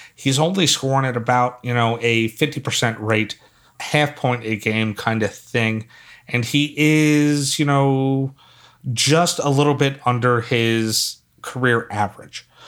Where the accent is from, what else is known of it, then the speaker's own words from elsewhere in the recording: Philadelphia, Pennsylvania, United States; now in North Carolina, United States; I'm from Philly, and so I'm used to snow